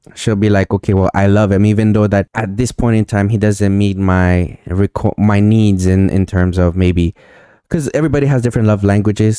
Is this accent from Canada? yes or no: yes; Montreal, Quebec, Canada; I'm from Montreal